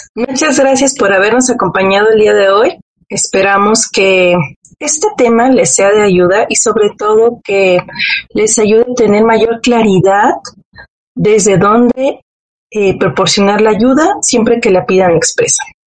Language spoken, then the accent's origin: Spanish; Mexico; como buena mexicana